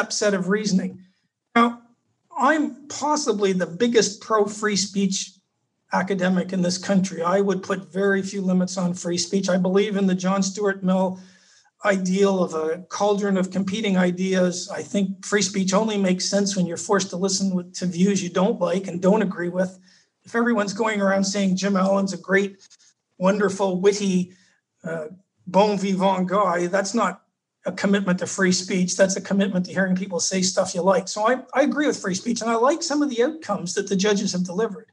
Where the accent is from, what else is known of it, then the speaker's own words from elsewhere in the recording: Canada; now in Australia; I'm Canadian